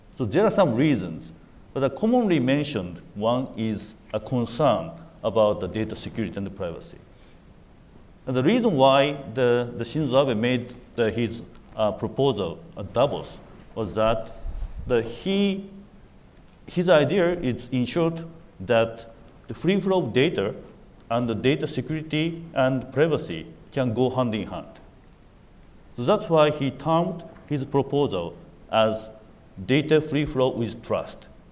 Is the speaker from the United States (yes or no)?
no; Japan; I'm from Japan.